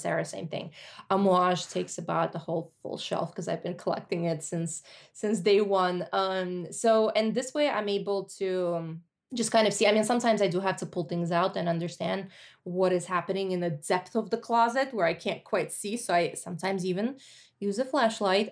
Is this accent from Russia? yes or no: yes; Russia; moved away; when I was growing up in the eighties and, like, early nineties